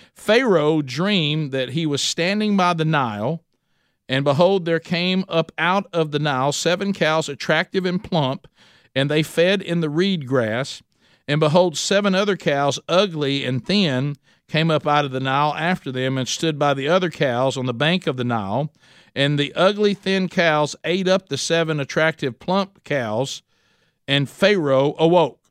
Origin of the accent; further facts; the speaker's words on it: Oxford, Alabama, United States; Oxford, Alabama, which is my hometown